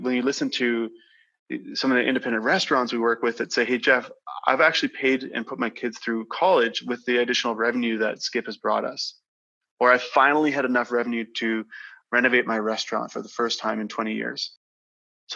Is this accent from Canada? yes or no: yes; Grasswood, Saskatchewan, Canada; I grew up in a small community just south of Saskatoon called Grasswood